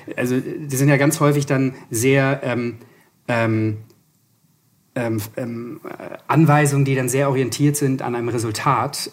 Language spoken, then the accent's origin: German; Hamburg, Germany; now in Berlin, Germany; komme aus Berlin, bin gebürtiger Hamburger